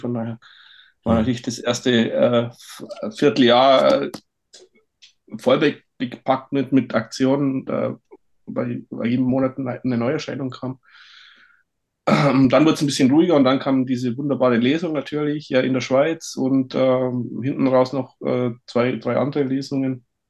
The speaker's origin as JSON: {"language": "German", "region": "Bavarian Forest", "country": "Germany", "tie": "born or raised there", "moved": "yes", "said": "ich komme ja aus dem Bayerischen Wald, da bin ich aufgewachsen"}